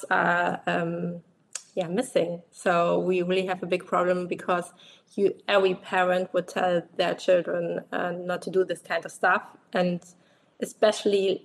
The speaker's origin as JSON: {"language": "English", "country": "Germany", "said": "I'm from Germany."}